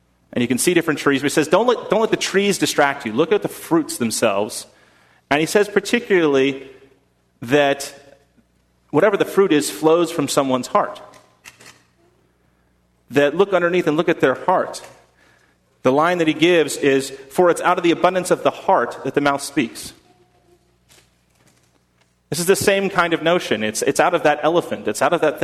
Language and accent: English; United States; I am as American to the core